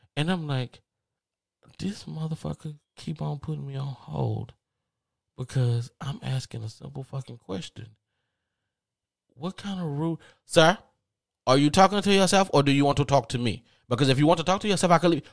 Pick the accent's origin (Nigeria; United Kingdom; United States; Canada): United States; the South; accent: Southern drawl; I'm from the South, and maybe I do have a Southern draw